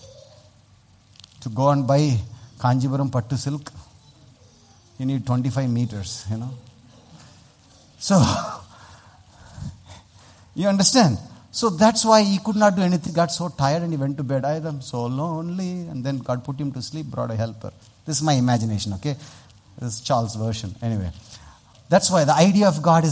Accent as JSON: {"language": "English", "town": "Vellore", "region": "Tamil Nadu", "country": "India", "said": "I come from Vellore"}